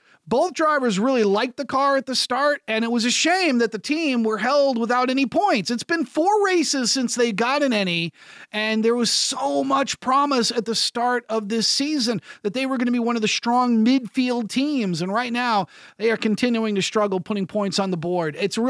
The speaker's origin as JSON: {"language": "English", "country": "United States", "said": "I'm an American broadcaster."}